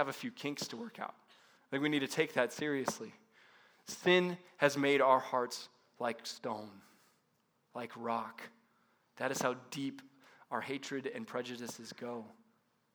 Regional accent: Paradise Valley, Arizona, United States; I grew up in Paradise Valley, North Scottsdale area

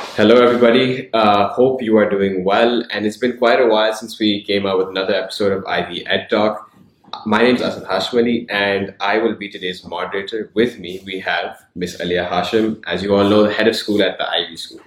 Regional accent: Hong Kong; moved away; growing up in Hong Kong

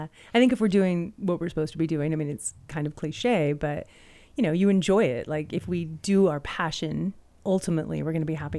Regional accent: Pacific Northwest, United States; where I grew up in the Pacific Northwest, it was kind of dry, right?

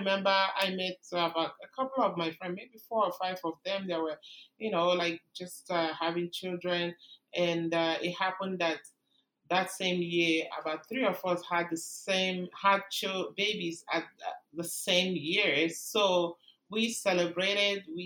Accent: Nigeria; moved away as an adult; now in Canada; I came from Nigeria

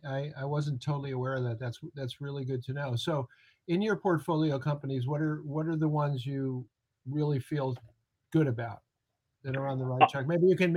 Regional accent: New York City, New York, United States; I'm from New York City.

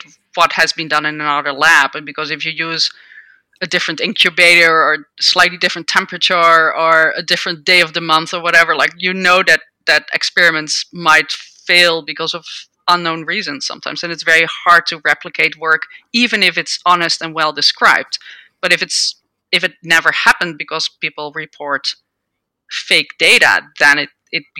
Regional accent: Netherlands; moved away as an adult; now in United States; I grew up in the Netherlands and I did a PhD in microbiology

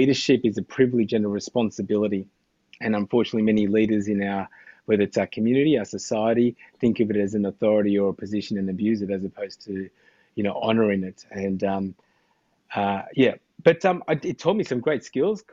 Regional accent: Australia; I had just grown up in Australia

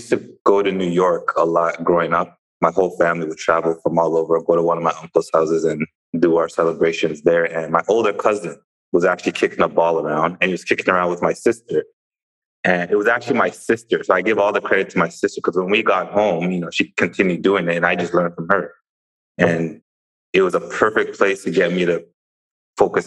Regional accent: Brampton, Ontario, Canada; moved away; I'm from Toronto. I tell that to people who aren't from the area, but people that are familiar with the area, I'm from a place called Brampton, which is west of downtown Toronto

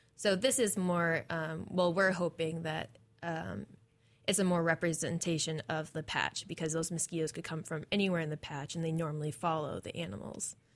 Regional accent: New England, United States; moved away as an adult; also born or lived in Maine / Michigan / New Hampshire; now in Corvallis, United States; I'm from New England, I'm from a lot of nature

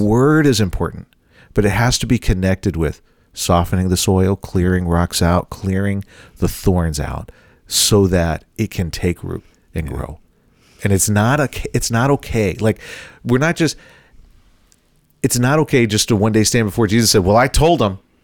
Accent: Bible Belt, the South, United States; now in Midwest, United States; I grew up in the South in the Bible Belt.

